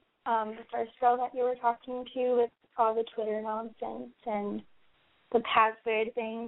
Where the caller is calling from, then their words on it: Massachusetts, United States; I'm calling from Massachusetts.